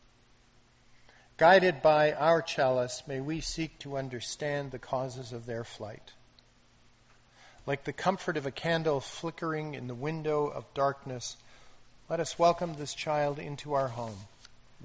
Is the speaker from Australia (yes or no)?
no; Canada